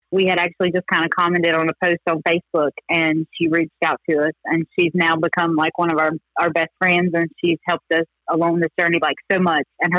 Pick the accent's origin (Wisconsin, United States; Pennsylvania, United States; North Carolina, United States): North Carolina, United States; Taylorsville; we are from North Carolina, a little place called Taylorsville